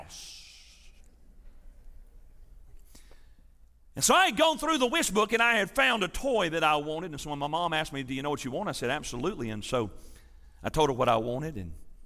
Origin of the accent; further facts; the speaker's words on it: Milan, Tennessee, United States; also born or lived in Athens, Tennessee / Kingston, Tennessee / Grainger County, Tennessee; I was growing up in West Tennessee, north of Jackson, there in a little town called Milan